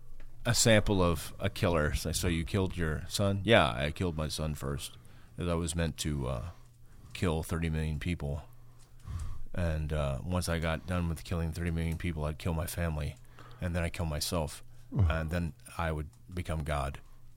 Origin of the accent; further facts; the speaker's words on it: South Texas, United States; also born or lived in Houston; now in Austin, United States; I'm from South Texas.